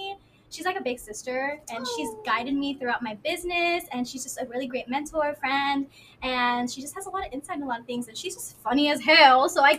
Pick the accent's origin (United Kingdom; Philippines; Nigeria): Philippines; So when it comes to like leaving home, I know we're Filipino.